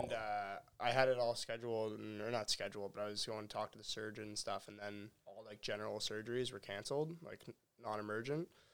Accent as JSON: {"language": "English", "town": "Halifax", "region": "Nova Scotia", "country": "Canada", "tie": "born or raised there", "said": "growing up in Halifax"}